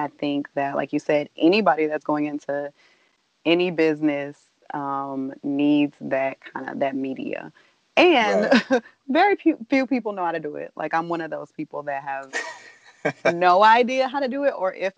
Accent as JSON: {"language": "English", "town": "St. Louis", "region": "Missouri", "country": "United States", "also_born_or_lived": "New Orleans, United States / Ohio, United States", "said": "I am from St. Louis, okay. Yes. All right. By way of, like, New Orleans, then Ohio. So, like yeah, so I'm one of those okay. people that was a little bit of everywhere and then came here."}